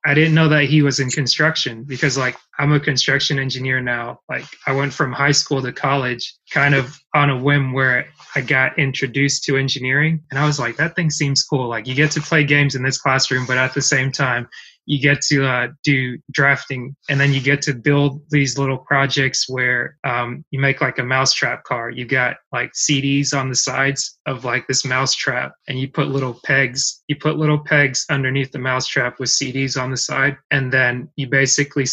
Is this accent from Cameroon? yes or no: yes; Cameroon; moved away; Cameroon. That's where I was born